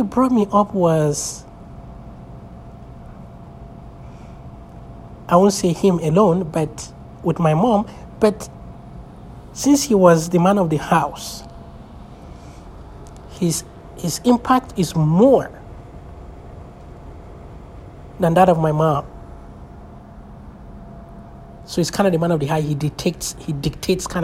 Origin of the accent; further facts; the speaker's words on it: Abuja, Federal Capital Territory, Nigeria; English is a second language; also born or lived in Bauchi, Nigeria / Kaduna, Nigeria; that was where I went to primary school